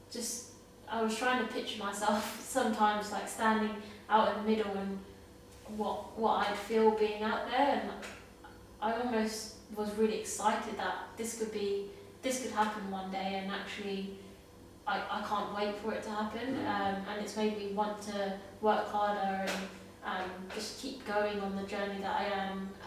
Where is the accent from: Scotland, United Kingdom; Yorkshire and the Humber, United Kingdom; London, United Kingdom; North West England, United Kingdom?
London, United Kingdom; coming back to my hometown